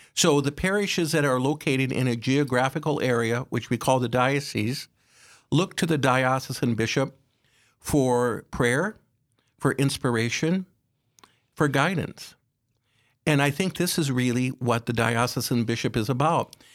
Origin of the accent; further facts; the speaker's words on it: Aberdeen, South Dakota, United States; I was raised in Aberdeen, uh, one of, uh, six children